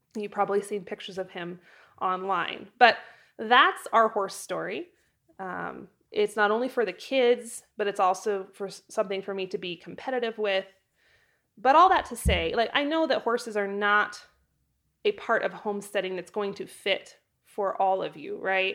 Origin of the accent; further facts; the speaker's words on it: Idaho, United States; moved away as an adult; also born or lived in Wyoming; move from my hometown in Idaho to Wyoming when I was eighteen years old